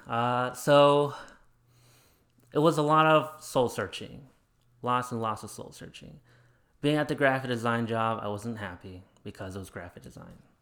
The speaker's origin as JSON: {"language": "English", "region": "Arizona", "country": "United States", "tie": "born or raised there", "also_born_or_lived": "Chandler", "said": "I grew up in Arizona"}